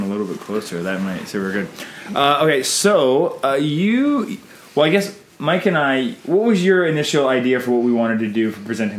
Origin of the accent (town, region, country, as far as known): Canada